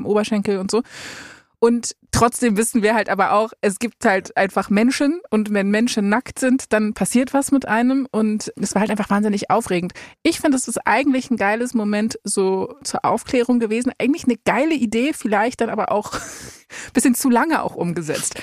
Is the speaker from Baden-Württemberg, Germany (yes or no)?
no; Berlin, Germany; Ich bin in Berlin geboren